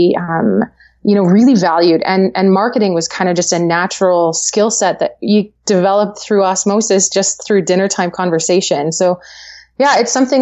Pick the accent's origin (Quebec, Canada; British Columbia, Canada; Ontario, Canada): British Columbia, Canada; Langley; I live in Langley, BC. Yeah, I actually born and raised in Langley.